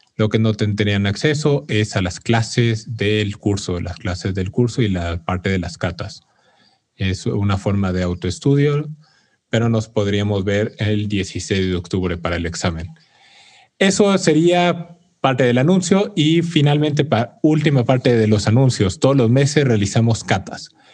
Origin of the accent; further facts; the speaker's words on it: Mexico; como orgullo mexicano